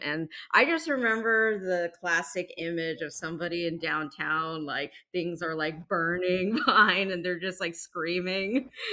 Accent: New York, United States; moved away; I'm originally from New York

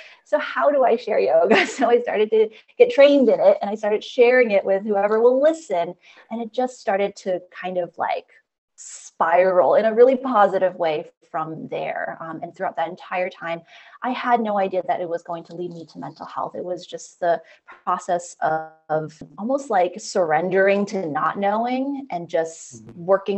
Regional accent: United States; I'm Chinese American, second generation. So what that means is that my parents are immigrants to the US, and I am somebody who was born in the US

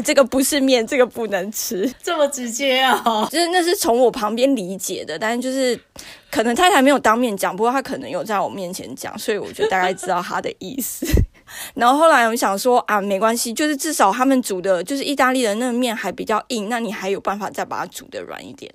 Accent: Taiwan; 就是有我台湾人

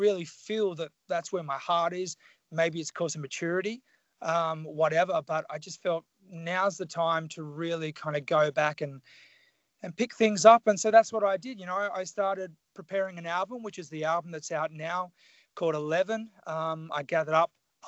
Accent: Tasmania, Australia; moved away; So I grew up in Tasmania, which is the southern state of Australia. I grew up very country

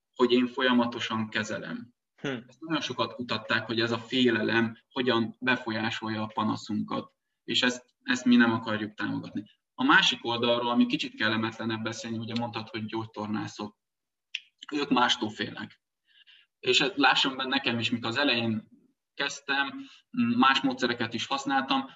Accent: Transylvania, Romania; moved away; Erdélyből származom én gyerekkoromban, még kézzel kaszáltunk

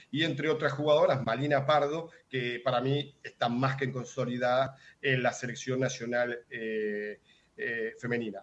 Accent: Uruguay; now in Puerto Rico; en Uruguay, eh, de donde soy yo

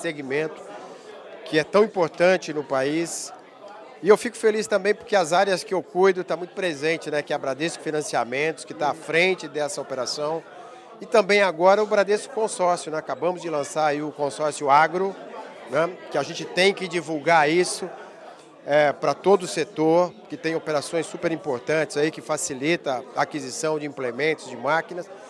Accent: São João da Boa Vista, São Paulo, Brazil; eu sou de São João da Boa Vista, quase próximo.

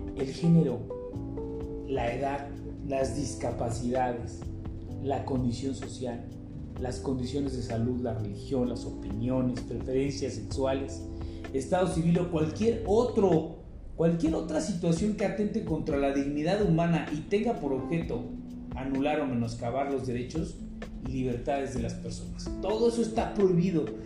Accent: Mexico; ciudadanos mexicanos

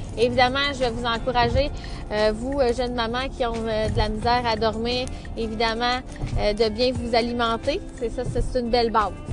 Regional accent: Saint-Félix-de-Valois, Quebec, Canada; Je suis de Saint-Félix de Valois

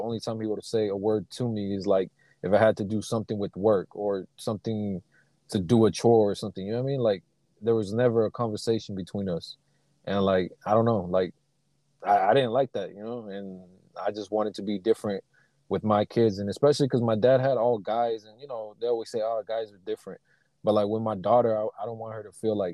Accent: Sacramento, California, United States; I grew up in Sacramento, California, and in the Meadowview area

